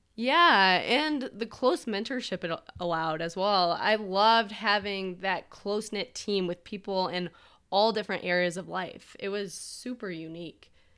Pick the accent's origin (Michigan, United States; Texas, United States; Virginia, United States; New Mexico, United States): Michigan, United States; born or raised there